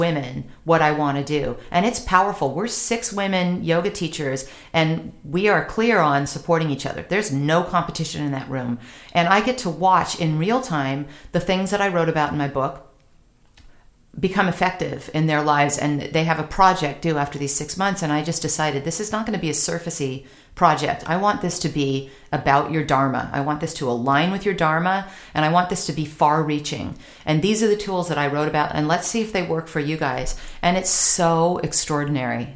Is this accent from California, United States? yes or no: yes; California, United States; I'm Californian